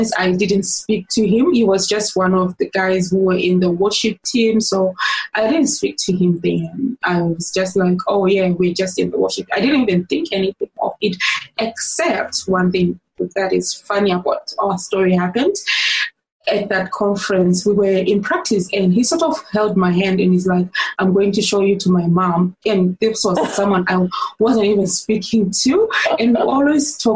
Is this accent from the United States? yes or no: no; Zimbabwe; moved away as an adult; now in Melbourne, Australia; So I'm originally from Zimbabwe in Africa, Southern Africa.